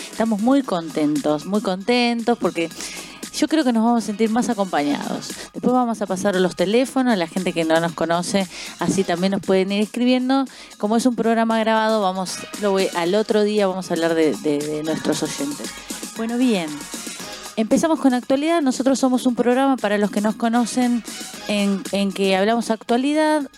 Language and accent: Spanish; Uruguay; now in Argentina; no viví acá, yo soy uruguaya, no viví acá